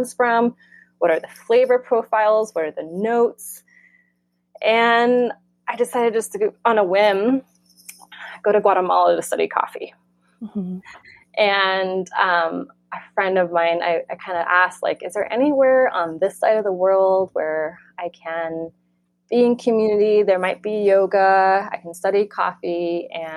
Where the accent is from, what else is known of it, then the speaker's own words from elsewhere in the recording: Florida, United States; moved away as an adult; also born or lived in New York; now in California, United States; where I grew up in Florida